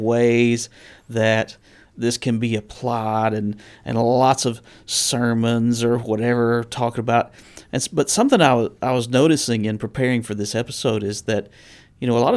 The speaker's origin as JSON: {"language": "English", "region": "the South", "country": "United States", "tie": "born or raised there", "said": "growing up in the South"}